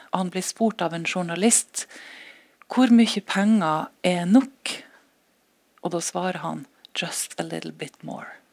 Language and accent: Norwegian; Norway; siden vi er norsk